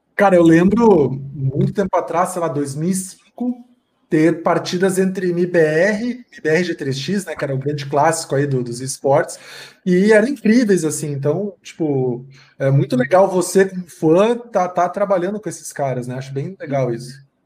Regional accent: Rio Grande do Sul, Brazil; eu sou gaúcho

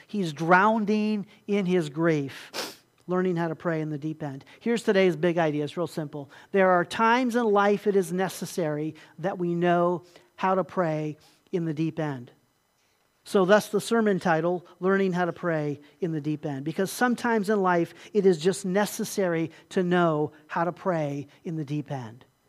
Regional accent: Puerto Rico; moved away; also born or lived in Ohio; growing up in Puerto Rico there

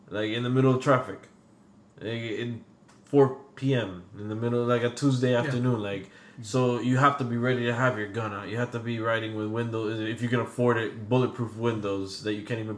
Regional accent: Venezuela; English is a second language; I'm from Venezuela, eh, eh, in in South America, and a lot of other countries would be similar in this aspect.

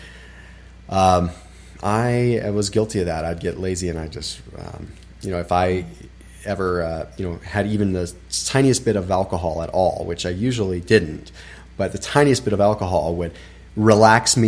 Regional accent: Sonoma, Napa area, California, United States; I grew up in Sonoma, Napa, Sonoma, Napa area, which is the wine capital

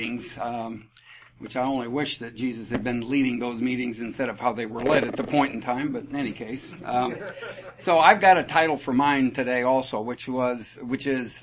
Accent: Iowa, United States; I was born and raised in Iowa, family of five

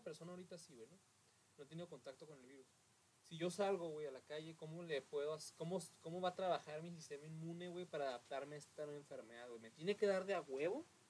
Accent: Mexico; que tenemos como mexicanos

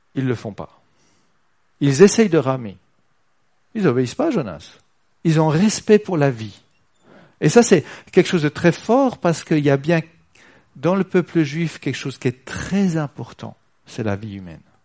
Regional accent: Switzerland; on est suisse

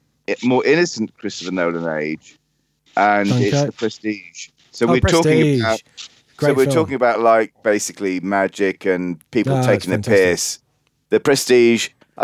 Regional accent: Solihull, West Midlands, United Kingdom; accent: Brummie; so I'm a Brummie by birth, as you can probably tell by my dulcet tones.

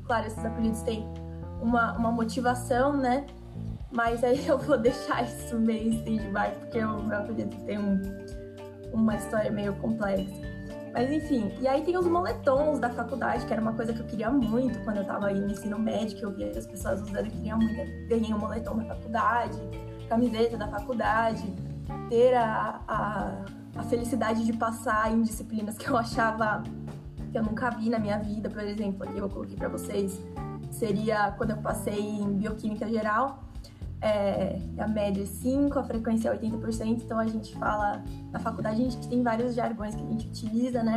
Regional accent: São Paulo, Brazil; eu sou de São Paulo, da capital

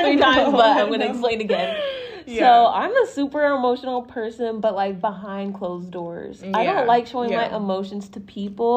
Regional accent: Texas, United States; I'm from Texas

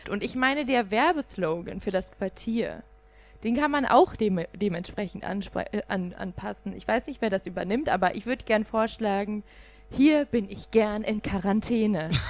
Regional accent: Rhineland, Germany; Ich komme ja aus dem Rheinland.

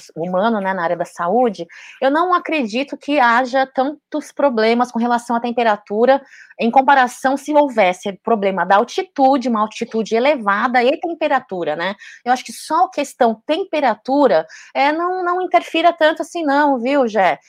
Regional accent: Brazil; Brasil é meu país, assim, de coração, sou brasileira, né? Meus pais vieram para cá muito, muito novos

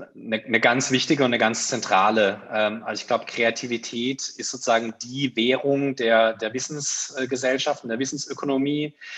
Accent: Karlsruhe area, Baden-Württemberg, Germany; moved away as an adult; now in Mannheim, Germany; Ich komme ursprünglich aus der Karlsruher Gegend

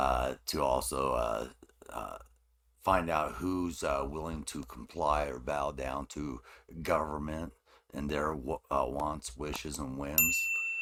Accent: United States; I'm a freedom loving American born right here in the United States.

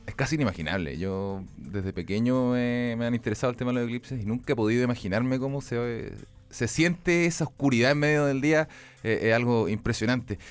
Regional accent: Chile; los chilenos

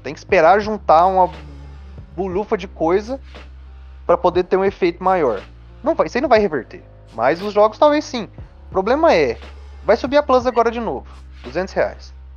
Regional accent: Brazil; como brasileiro

